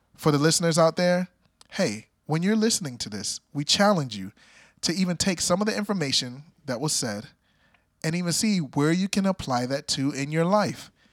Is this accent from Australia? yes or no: no; Jamaica; I'm Jamaican